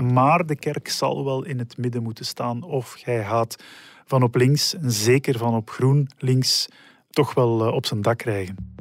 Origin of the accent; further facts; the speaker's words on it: Schoten, Flanders, Belgium; Ik kom uit Schoten, eh, waar ik altijd gewoond heb